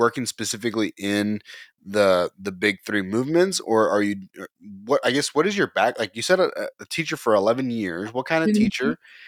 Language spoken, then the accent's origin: English; Texas, United States; also born or lived in College Station; I mean, I'm from South Texas and then from, you know, around the College Station area.